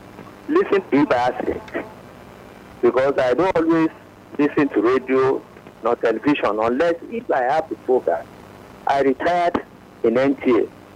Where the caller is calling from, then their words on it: Ikorodu, Lagos, Nigeria; I'm calling from Ikorodu.